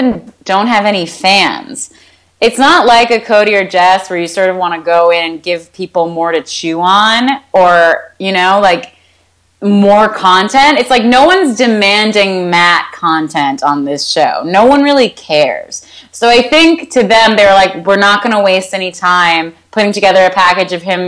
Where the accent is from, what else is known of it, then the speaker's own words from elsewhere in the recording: Canada; I'm Canadian